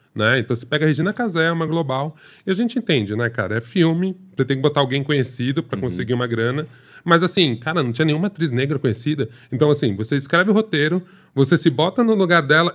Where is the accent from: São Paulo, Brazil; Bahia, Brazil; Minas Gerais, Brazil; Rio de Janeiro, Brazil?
São Paulo, Brazil; sou paulistano